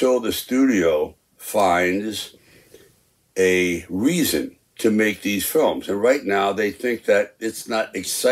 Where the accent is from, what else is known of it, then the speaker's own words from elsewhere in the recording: New York City, New York, United States; moved away; I grew up in Hell's Kitchen, New York, and so I never really left Manhattan